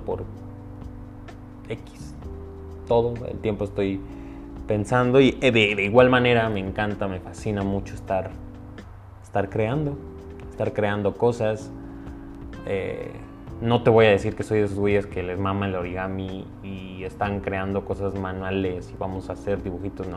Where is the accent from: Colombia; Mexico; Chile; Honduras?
Mexico; Soy mexicano.